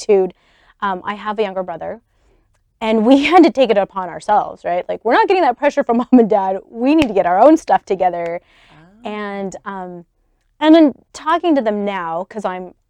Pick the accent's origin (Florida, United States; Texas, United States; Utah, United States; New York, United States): Utah, United States; Salt Lake City; also born or lived in Memphis, Tennessee; they moved to Salt Lake here. And we've been here ever since